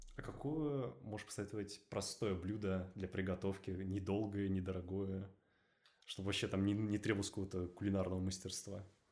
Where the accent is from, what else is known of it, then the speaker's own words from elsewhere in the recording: Moscow, Russia; Я москвич.